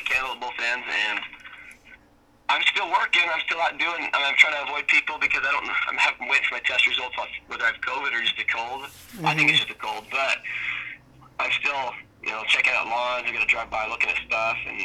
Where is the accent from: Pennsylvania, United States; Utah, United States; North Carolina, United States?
Utah, United States; Enoch; I grew up in Southern Utah. So I worked for the city of Enoch